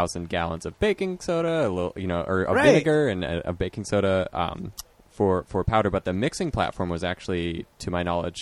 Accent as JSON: {"language": "English", "region": "Oregon", "country": "United States", "tie": "born or raised there", "also_born_or_lived": "Hillsboro / Portland", "said": "growing up in Oregon, and I am forever a fan of OMSI"}